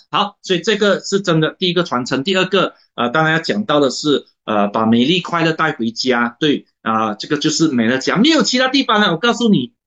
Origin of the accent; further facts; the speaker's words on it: Malaysia; 我是马来西亚的华人啊